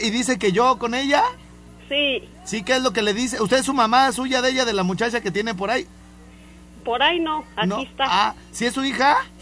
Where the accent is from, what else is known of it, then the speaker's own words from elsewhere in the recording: Los Angeles, California, United States; moved away; mi pueblo, Highland Park. Eh, sí, pues ahí nos creamos